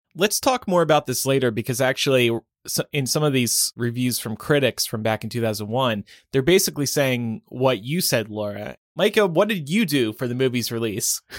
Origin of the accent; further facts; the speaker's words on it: United States; we are American